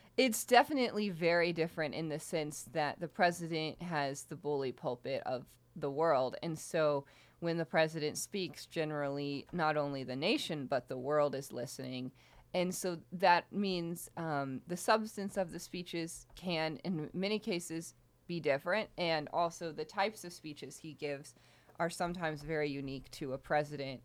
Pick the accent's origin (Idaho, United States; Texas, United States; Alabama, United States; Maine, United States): Texas, United States; Houston; moved away as an adult; also born or lived in Michigan; I'm from Houston, Texas